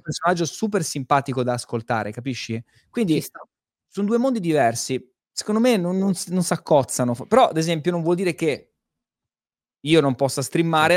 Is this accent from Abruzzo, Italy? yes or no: yes; Pescara, Abruzzo, Italy; vengo da Pescara